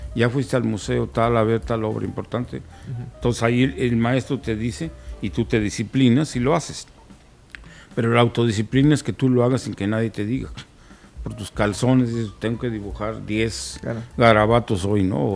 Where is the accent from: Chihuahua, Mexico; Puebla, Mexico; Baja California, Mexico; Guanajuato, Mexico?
Guanajuato, Mexico; allí en mi tierra